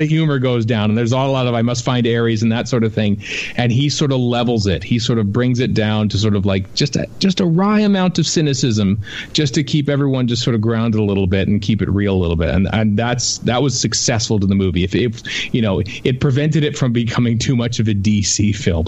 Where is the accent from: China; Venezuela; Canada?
Canada; as a Canadian